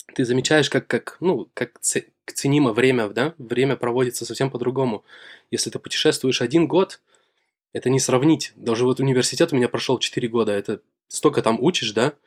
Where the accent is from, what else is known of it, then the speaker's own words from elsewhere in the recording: Shakhtinsk, Karaganda Region, Kazakhstan; moved away as an adult; now in Germany; Город Шахтинск, возле Караганды.